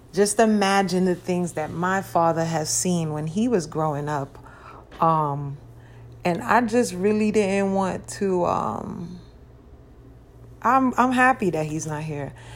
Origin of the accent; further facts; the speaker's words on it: New York City, New York, United States; now in Las Vegas, United States; I'm from Brooklyn.